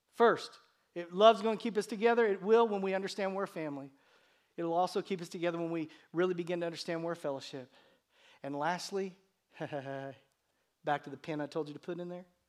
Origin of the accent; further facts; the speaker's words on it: United States; my parents who gave birth to me on this continent, in this country